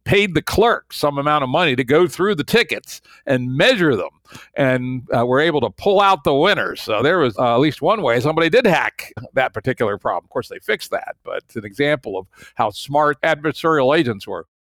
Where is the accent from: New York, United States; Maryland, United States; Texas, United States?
Maryland, United States; in Maryland, again, my home state